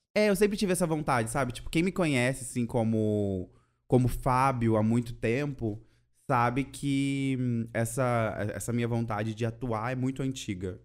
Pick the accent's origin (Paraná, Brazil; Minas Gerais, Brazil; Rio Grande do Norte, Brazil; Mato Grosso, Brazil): Mato Grosso, Brazil; Cuiabá; now in Curitiba, Brazil; sou cuiabano e moro em Curitiba